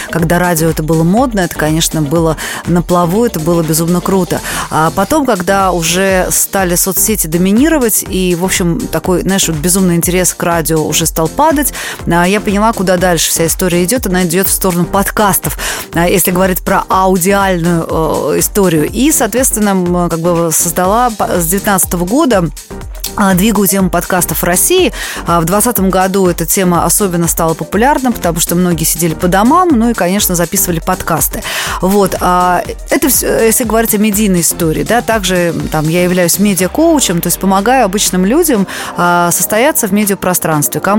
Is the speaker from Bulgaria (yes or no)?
yes; Sofia, Sofia City, Bulgaria; А я была ребенком, я росла в Болгарии, да, в городе София